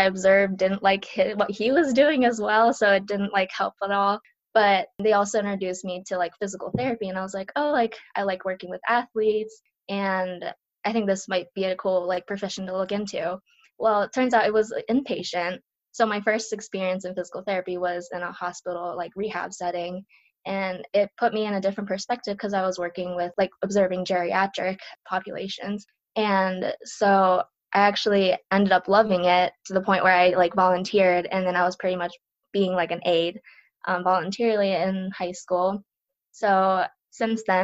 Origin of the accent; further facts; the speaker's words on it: northwestern Pennsylvania, United States; first language Japanese; English is a second language; also born or lived in Japan; I moved here when I was 1 year old. My dad had a better opportunity for his job, so he came, and part of his company, like, was the adjunct, I guess, was in a small little town where I live now. In northwestern Pennsylvania. So I grew up going to school here